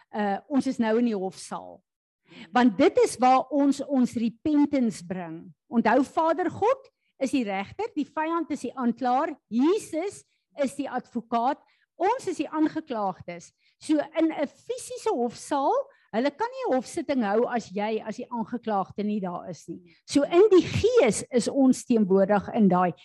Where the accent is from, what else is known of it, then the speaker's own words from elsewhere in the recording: South Africa; ons is Suid-Afrikaners